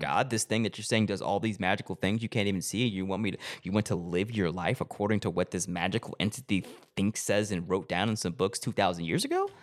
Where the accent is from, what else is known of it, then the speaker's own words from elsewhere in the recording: Arkansas, United States; moved away as an adult; also born or lived in Los Angeles; I went back home to Arkansas, where I'm from